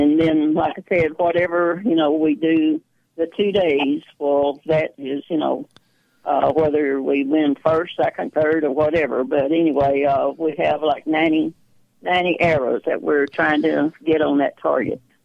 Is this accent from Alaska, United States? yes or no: no; Texas, United States; I was born and raised in Texas